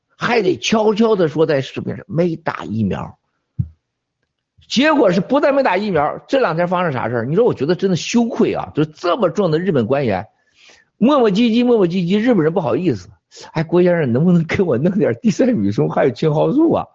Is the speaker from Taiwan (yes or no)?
no; Shandong, China; now in United States; 在我们山东老家